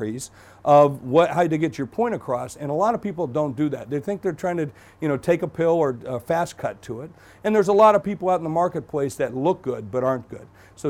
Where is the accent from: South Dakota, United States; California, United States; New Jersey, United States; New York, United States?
South Dakota, United States; I am from South Dakota.